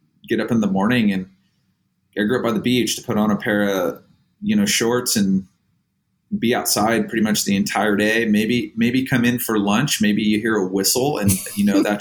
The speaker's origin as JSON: {"language": "English", "town": "Oceanside", "region": "California", "country": "United States", "tie": "born or raised there", "said": "I grew up in Oceanside. I'm like third generation, fourth generation from North County, San Diego is where I live"}